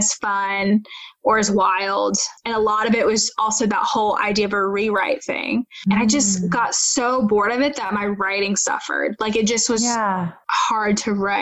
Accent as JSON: {"language": "English", "region": "North Carolina", "country": "United States", "tie": "born or raised there", "moved": "yes", "said": "I always had loved my local news station growing up in North Carolina"}